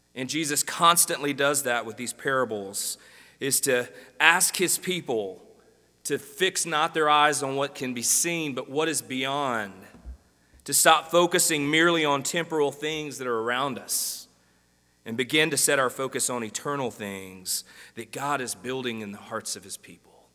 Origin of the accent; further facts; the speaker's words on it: Greenwood, Mississippi, United States; now in Jonesboro, United States; I grew up in Greenwood, Mississippi.